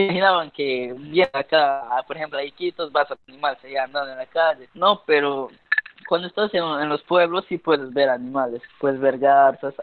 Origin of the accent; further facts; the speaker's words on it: near Pucallpa, Peruvian Amazon, Ucayali, Peru; now in Iquitos, Peru; yo soy de Cumana, que está muy cerca de la ciudad de Pucallpa